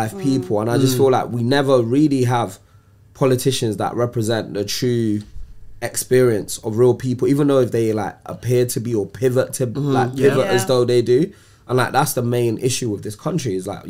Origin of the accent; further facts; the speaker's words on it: Nigeria; now in England; As a Nigerian man